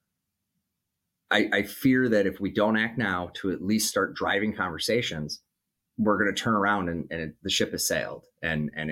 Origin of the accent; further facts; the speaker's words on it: Minnesota, United States; in my home state of Minnesota